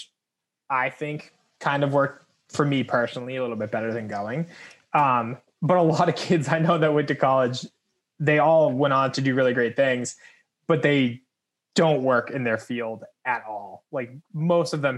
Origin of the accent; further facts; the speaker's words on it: West Boylston, Massachusetts, United States; I grew up in West Boylston. So right outside of Worcester